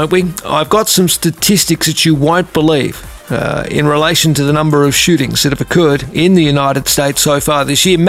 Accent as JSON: {"language": "English", "town": "Penrith", "region": "New South Wales", "country": "Australia", "tie": "born or raised there", "said": "this is coming from a Penrith boy. I grew up in Penrith"}